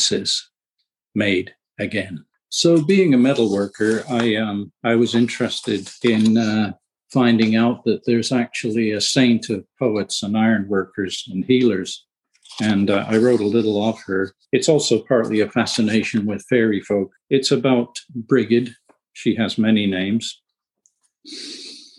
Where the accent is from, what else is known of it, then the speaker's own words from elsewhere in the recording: United Kingdom; moved away; I was born in the UK, but my father was a lighthouse keeper and we lived on remote islands.